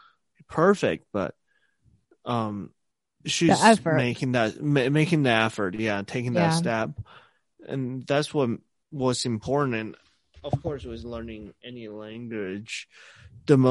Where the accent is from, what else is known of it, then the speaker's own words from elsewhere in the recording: Nanchang, Jiangxi, China; English is a second language; moved away as an adult; now in Montana, United States; my hometown in Nanchang